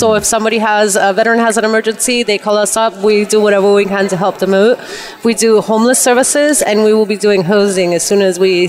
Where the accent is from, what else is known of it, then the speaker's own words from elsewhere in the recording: Canada; I'm Canadian.